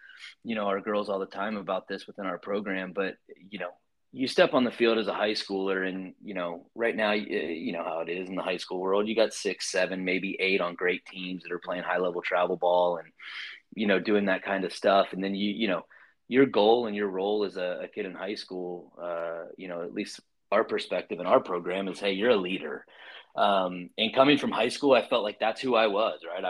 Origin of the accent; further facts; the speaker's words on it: Lakeland, Florida, United States; moved away as an adult; now in College Station, United States; grew up just between Tampa and Orlando for the most part, right in the city known as Lakeland